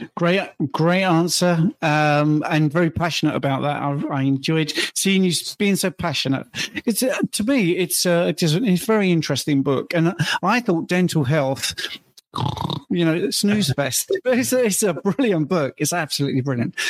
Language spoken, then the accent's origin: English; United Kingdom; I'm British